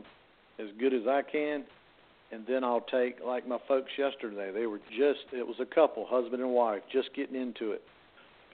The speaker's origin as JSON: {"language": "English", "area": "New River", "region": "North Carolina", "country": "United States", "tie": "born or raised there", "said": "I've been blessed by being born and raised on the New River"}